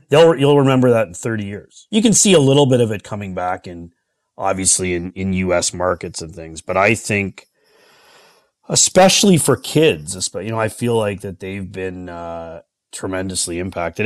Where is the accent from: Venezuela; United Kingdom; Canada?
Canada; Toronto, Ontario; I'm born and raised in the Toronto area.